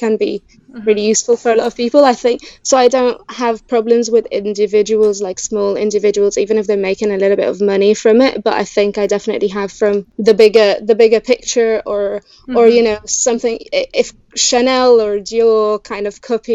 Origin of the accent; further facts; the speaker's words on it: Egypt; English is a second language; now in Bristol, United Kingdom; growing up in Egypt, I was racist against myself.